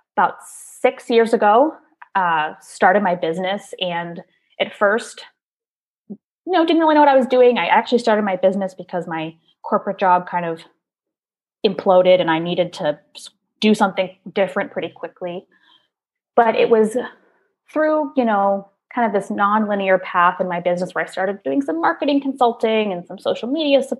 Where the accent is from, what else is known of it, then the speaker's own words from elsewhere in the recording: Maryland, United States; I grew up in Maryland